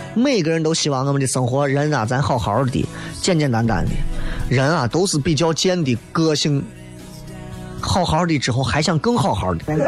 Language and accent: Chinese; Xi'an, Shaanxi, China; 我最美好的十年广景放在了西安这个地方，但是我愿意把我所有的青春奉献在西安